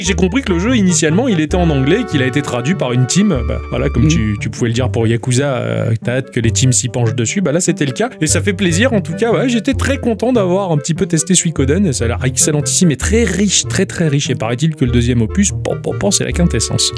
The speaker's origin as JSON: {"language": "French", "country": "France", "said": "je suis français"}